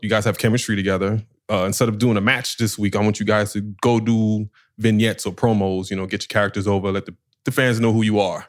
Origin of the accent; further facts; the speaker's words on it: New York, United States; I'm from New York